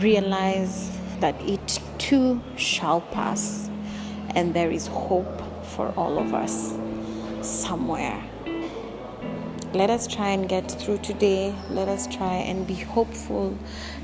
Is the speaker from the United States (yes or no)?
no; Kenya; I'm from Kenya.